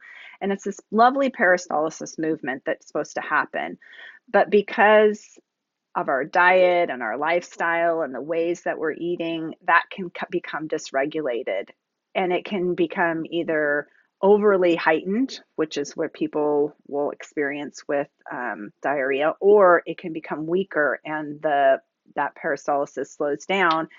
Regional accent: Seattle, Washington, United States; I'm from Seattle

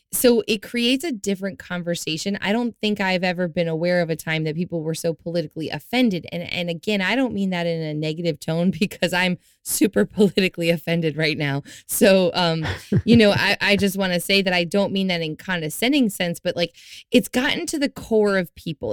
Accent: the South, United States; I was raised in the South.

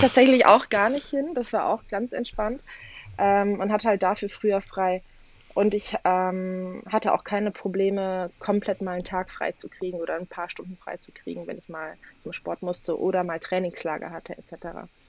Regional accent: Cologne, North Rhine-Westphalia, Germany; also ich komme aus Köln, bin in Köln geboren, hier aufgewachsen. Ähm, allerdings kommt meine komplette Familie aus Polen

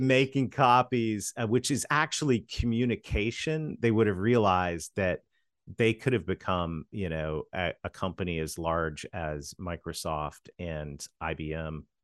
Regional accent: Canada; moved away; in my home country of Canada, this strange accent you hear, I'm a Canadian kid that married a Southern girl

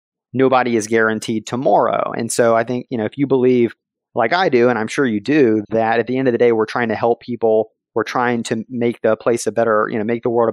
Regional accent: Alabama, United States; my hometown in Alabama was used as a dumping ground for PCBs by Monsanto

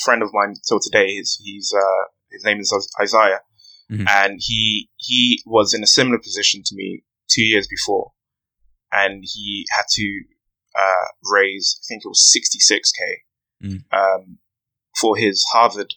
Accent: London, United Kingdom; I grew up in Harrow Road. On Harrow Road, it's in West London.

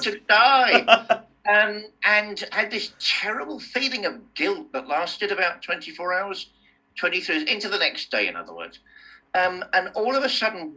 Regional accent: Fareham, South East England, United Kingdom; moved away; Growing up in Fareham in Hampshire, you know, I used to hate it

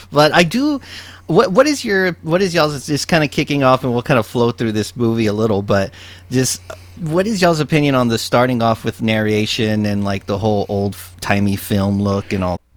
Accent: Texas, United States; Well, I grew up reading about this. I'm from

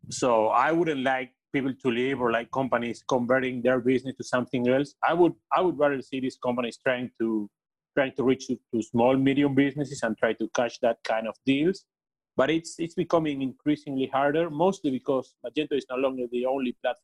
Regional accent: Argentina; I was born here in Argentina

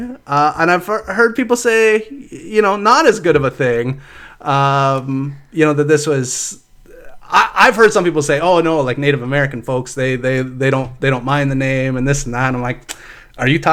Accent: Canada; Growing up in Canada, I grew up in like rural areas

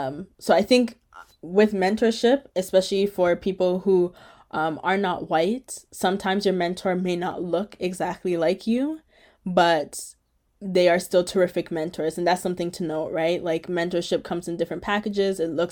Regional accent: Toronto, Ontario, Canada; moved away as an adult; now in Halifax, Canada; I am a Black woman, born and raised in Toronto to a Jamaican mother. And my background's also Ghanaian as well

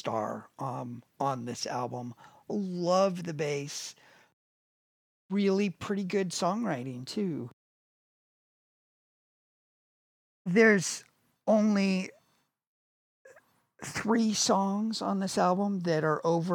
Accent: United States; we are Americans, you

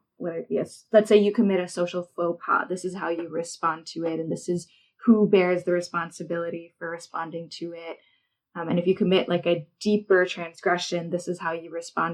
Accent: United States; As an Asian American

